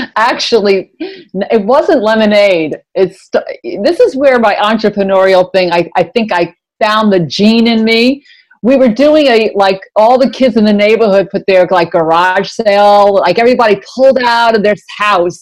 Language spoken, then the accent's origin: English; New York, United States; I'm a New Yorker, and I went right to Madison Avenue